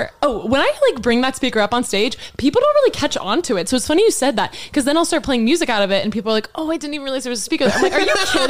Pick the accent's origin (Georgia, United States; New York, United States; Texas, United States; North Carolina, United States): Texas, United States; Like going from Texas to Oklahoma was such a culture shock